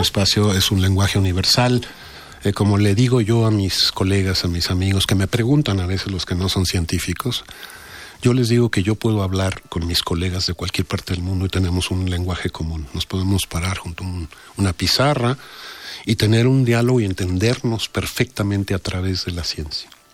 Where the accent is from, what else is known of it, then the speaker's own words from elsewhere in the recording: Mexico; los mexicanos, los científicos mexicanos